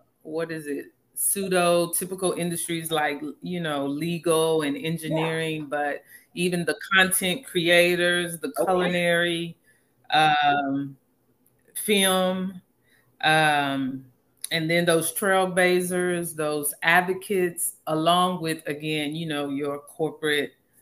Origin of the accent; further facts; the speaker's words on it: Houston, Texas, United States; I was born and raised in Houston, but I grew up in a Nigerian home